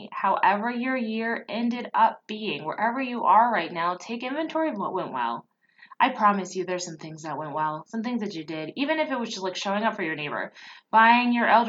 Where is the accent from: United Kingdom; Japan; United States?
Japan; I grew up part in Japan, and so we wore them when you got sick, but that was it.